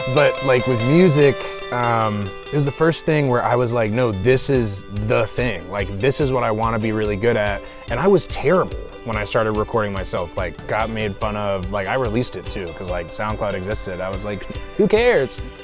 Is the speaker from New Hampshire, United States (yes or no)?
no; Clarkston, Georgia, United States; I'm from the east side of Atlanta. I grew up in Clarkston for the most part